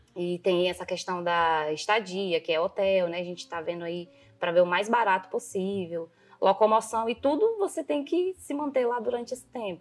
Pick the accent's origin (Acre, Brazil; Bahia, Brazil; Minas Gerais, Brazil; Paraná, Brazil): Acre, Brazil; Rio Branco; also born or lived in Jordão, Acre / Marília, São Paulo; sou do Acre, sim, como todo mundo fala, do pé rachado